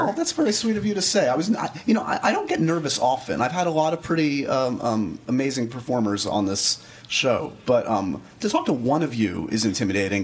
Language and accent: English; New York City, New York, United States; Upper West Side liberal